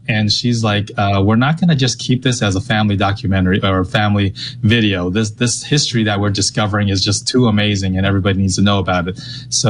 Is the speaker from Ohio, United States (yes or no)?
no; California, United States; we're from California